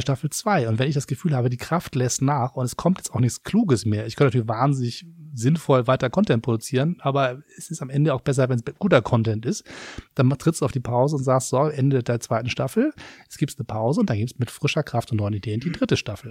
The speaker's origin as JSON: {"language": "German", "region": "Hamburg", "country": "Germany", "moved": "yes", "lives_now": "Berlin, Germany", "said": "Als Hamburger"}